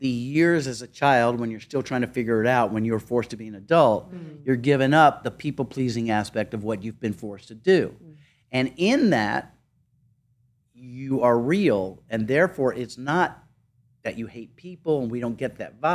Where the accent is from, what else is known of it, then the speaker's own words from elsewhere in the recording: South Carolina, United States; moved away; I grew up in the Deep South